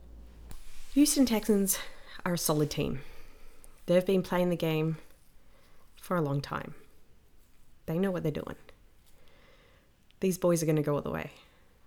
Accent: Australia; I'm Australian

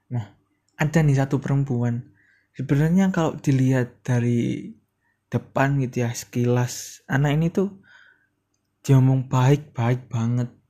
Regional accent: Surabaya, East Java, Indonesia; gue tuh sebenarnya orang ya anak-anak Surabaya gitu makanya sorry kalau ada bahasa-bahasa sedikit anak ke Surabayaan

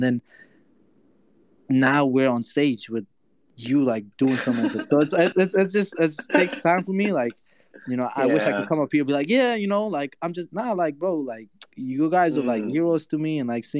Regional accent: Afghanistan; now in United States; So I come from Afghanistan to the States in 2015.

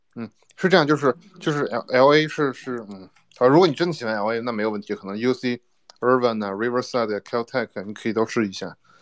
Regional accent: China; now in United States; 我是中国人，我是中国人

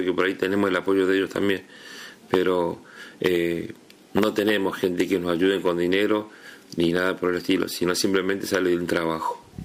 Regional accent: Río Primero, Córdoba, Argentina; now in Río Grande, Argentina; yo soy de Córdoba y viví en un pueblito que se llama Río Primero

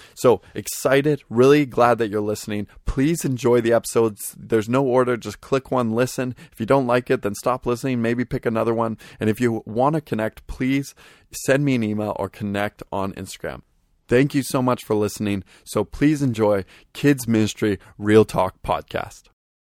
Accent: Vancouver, British Columbia, Canada; I am from Vancouver, British Columbia, Canada

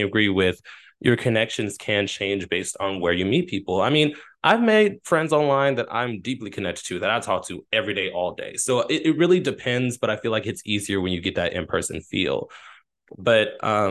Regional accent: Texas, United States; moved away; I'm from Texas

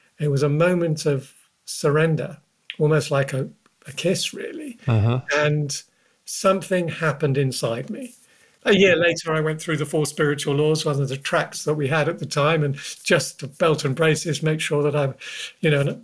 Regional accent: London, United Kingdom; I grew up in North London, the son of a Ukrainian Jewish man, my father, and a Celtic Pict Glaswegian socialist mother

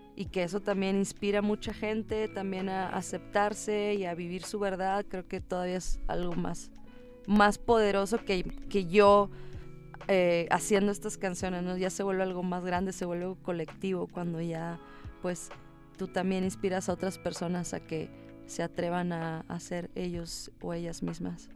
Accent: Monterrey, Nuevo León, Mexico; moved away as an adult; also born or lived in Los Angeles; now in Mexico City, Mexico; soy de México, soy una rapera mexicana

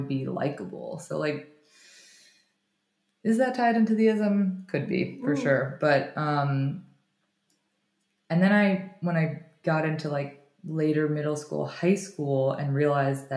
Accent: Florida, United States; also born or lived in New York; I was mostly growing up in Florida, and I would go to New York for the summertime

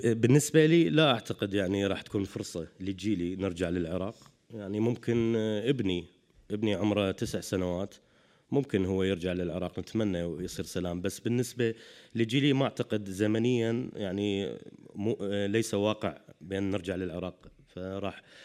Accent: Iraq; moved away as an adult; now in Europe; أنا يعني عراقي عشت في العراق طول حياتي

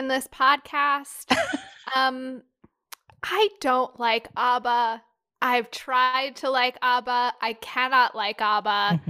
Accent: Minnesota, United States; Because I grew up in Minnesota, a lot of my friends had cabins.

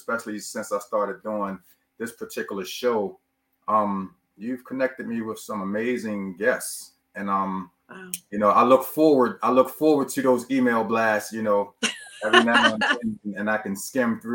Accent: Baltimore, Maryland, United States; I'm from Baltimore.

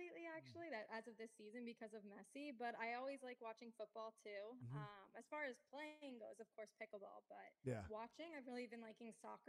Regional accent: South Florida, United States; also born or lived in North Carolina; South Florida. Went to school in North Carolina. Nice. And then decided to come right on back down to Florida. And I've loved it here.

